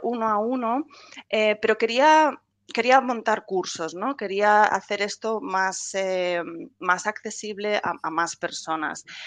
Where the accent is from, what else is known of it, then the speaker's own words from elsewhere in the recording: Spain; moved away as an adult; now in England, United Kingdom; soy española, pero vivo ya desde hace muchos años aquí en Inglaterra